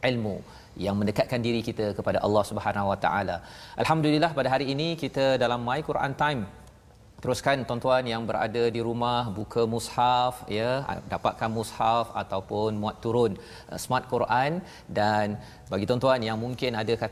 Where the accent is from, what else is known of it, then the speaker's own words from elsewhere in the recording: Perak, Malaysia; Saya orang Perak.